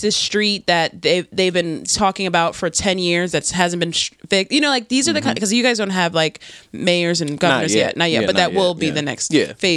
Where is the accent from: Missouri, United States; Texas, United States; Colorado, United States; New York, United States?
New York, United States; born or raised there; moved away as an adult; now in New Jersey, United States